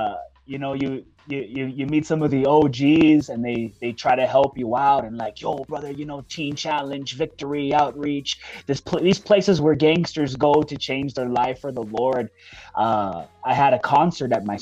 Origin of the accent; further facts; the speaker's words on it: Hawthorne, California, United States; I'm from Hawthorne, everybody was gangbanging back then.